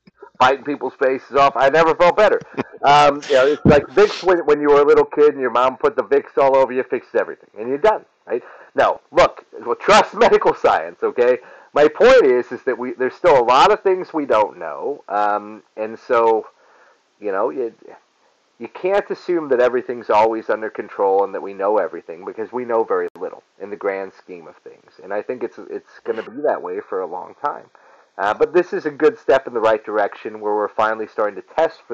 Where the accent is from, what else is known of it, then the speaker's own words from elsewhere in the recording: Syracuse, New York, United States; I'm from Syracuse